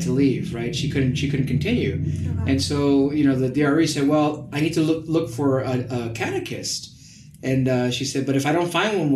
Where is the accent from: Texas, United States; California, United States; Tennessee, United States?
Texas, United States; Hornsby Bend, Webberville area; my home parish is Santa Barbara Catholic Church out in Hornsby Bend, Weberville area